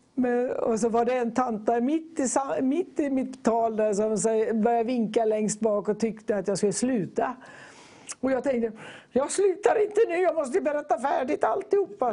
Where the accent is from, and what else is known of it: Gothenburg, Västra Götaland, Sweden; born or raised there; also born or lived in Borås / Tanzania